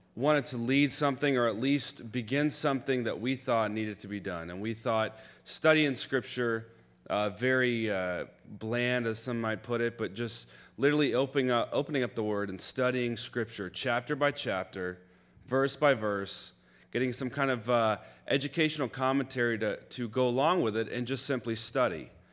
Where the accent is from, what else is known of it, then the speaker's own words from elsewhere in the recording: Florida, United States; I grew up in Florida